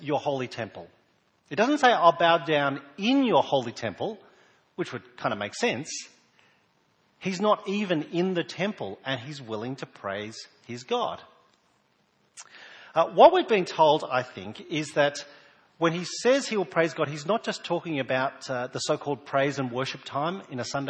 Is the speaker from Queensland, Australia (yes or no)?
no; New South Wales, Australia; now in South Australia, Australia; I was born in New South Wales and moved here a number of years ago